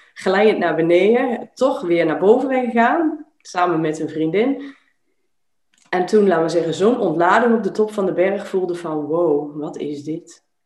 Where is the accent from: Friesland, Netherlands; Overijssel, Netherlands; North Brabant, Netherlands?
Overijssel, Netherlands; Enschede; moved away as an adult; also born or lived in Arnhem / Zierikzee; now in Belgium; ik ben eh, opgegroeid, eh, geboren, opgegroeid in Twente, in, in de stad Enschede